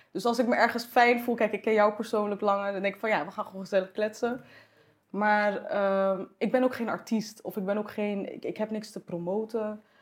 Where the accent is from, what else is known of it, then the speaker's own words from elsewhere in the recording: Morocco; En kijk, als, als Marokkaans meisje was dat al soort van, weet je, als mijn moeder dat dan vertelde aan haar vriendinnen of zo, dan was het echt van, eh, ja, voetbal moet niet op turnen of zo.